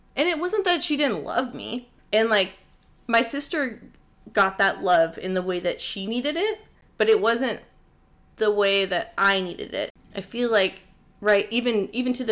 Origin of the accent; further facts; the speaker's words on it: Oregon, United States; now in Marina Del Rey, United States; I have been living in Marina Del Rey for the last 4 years. I grew up in Oregon.